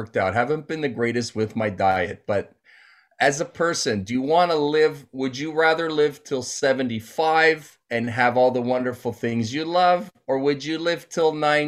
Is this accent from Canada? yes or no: yes; Toronto, Ontario, Canada; I grew up in the Jane and Wilson area near the Sheridan Mall. Went to Downsview High School, secondary school.